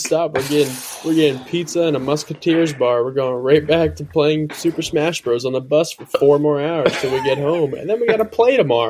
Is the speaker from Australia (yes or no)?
no; Middletown, Delaware, United States; Like, I'm from Middletown, Delaware.